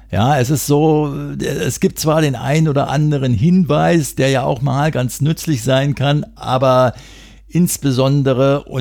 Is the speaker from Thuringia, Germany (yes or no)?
no; Berlin, Germany; Jetzt lasst mich als Berliner noch ein Wort zu Darida sagen.